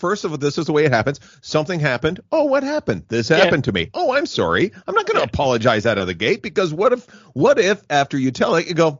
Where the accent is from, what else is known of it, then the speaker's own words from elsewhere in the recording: Canada; as a Canadian